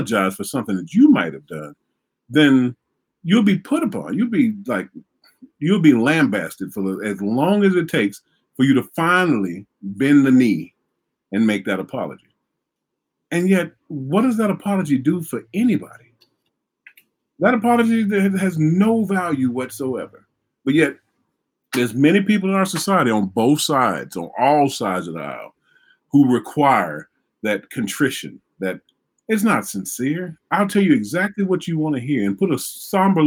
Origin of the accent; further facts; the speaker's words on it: Vicksburg, Mississippi, United States; I grew up in Vicksburg, Mississippi.